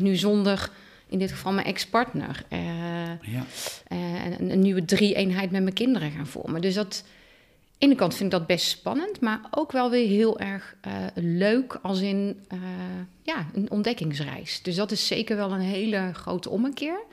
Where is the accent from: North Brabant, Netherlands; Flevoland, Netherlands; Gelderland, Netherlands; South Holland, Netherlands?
North Brabant, Netherlands; Oosterhout; now in Teteringen, Netherlands; geboren en getogen in Oosterhout